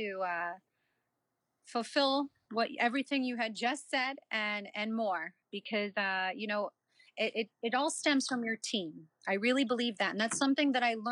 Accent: Delaware, United States; I born and raised in Delaware. went to school in Delaware, graduated from the University of Delaware, and I have a small business in Delaware

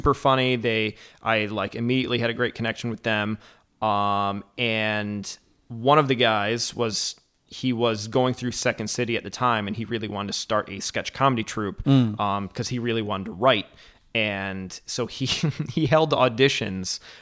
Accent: Howell, Michigan, United States; also born or lived in Ann Arbor, Michigan / Ferndale, Michigan; I grew up in like the Howell Heartland area

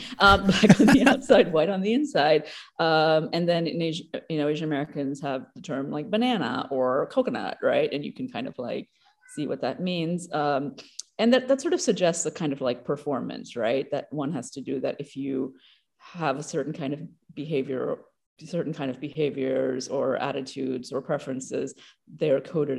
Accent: Papua New Guinea; also born or lived in Australia; it occasionally comes out in my accent here and there. I grew up in Papua New Guinea and Australia.

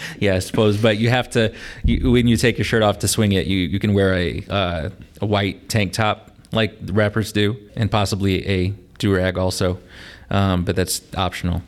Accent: La Porte, Indiana, United States; also born or lived in Pasadena, Texas / Mishawaka, Indiana; I moved to Laporte because that's where my mom's family lived. I grew up here ever since then

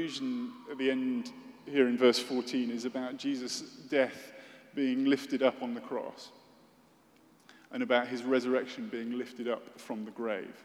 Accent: United Kingdom; as a British person

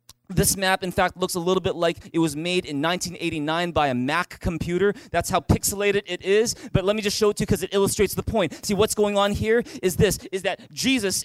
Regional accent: Vancouver, British Columbia, Canada; I was born in Vancouver and I grew up here. In fact, I was born just a few blocks away at Richmond General Hospital.

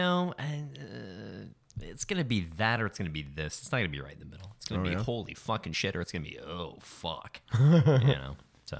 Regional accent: Phoenix, Arizona, United States; moved away; also born or lived in Tucson / St. Louis; So I was born in Tucson and... I grew up a little bit in Phoenix, and then I moved to the Midwest for a bit and lived in St. Louis for a number of years

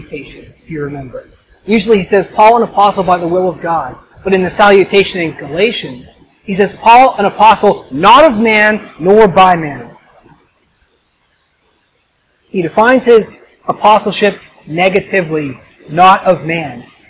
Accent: Canada; I'm Canadian

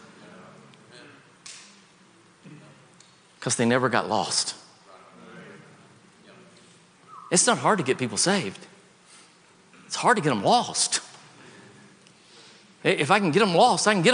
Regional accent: the South, United States; I grew up in the South

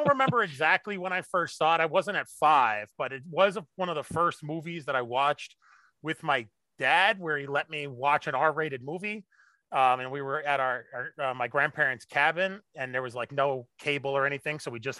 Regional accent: Long Island, New York, United States; accent: Long Island; I grew up on Long Island, so, you know, being closer to that accent, I kind of had a little bit of the Long Island when I was younger, not as much as the Joe Pesci, you know, Brooklyn accent

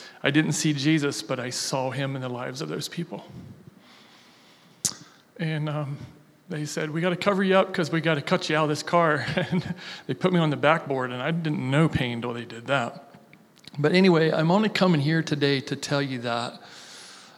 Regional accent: Logan, Ohio, United States; I'm born and raised in Logan, Ohio

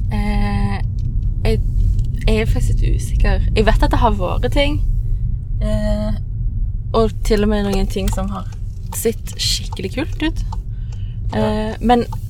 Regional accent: Sola, Rogaland, Norway; jeg er oppvokst eh, i Sola, men ikke liksom fra Sola sentrum. Jeg er fra Skjelta.

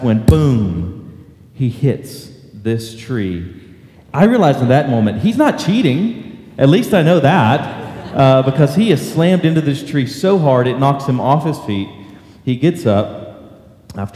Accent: Texas coast, United States; born or raised there; now in McKinney, United States

